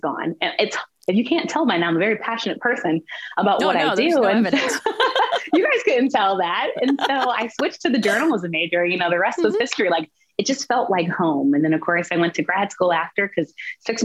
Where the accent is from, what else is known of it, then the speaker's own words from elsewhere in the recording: the South, Southern United States, United States; I come from Southern roots